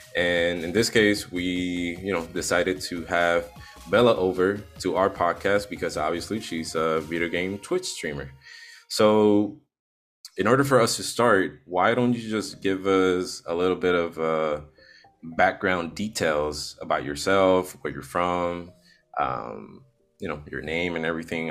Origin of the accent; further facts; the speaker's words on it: Puerto Rico; I'm from Puerto Rico.